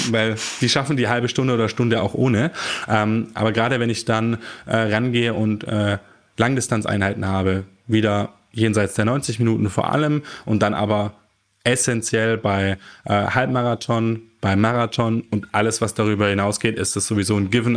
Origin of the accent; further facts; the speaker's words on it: Germany; die wir als Deutsche zu uns nehmen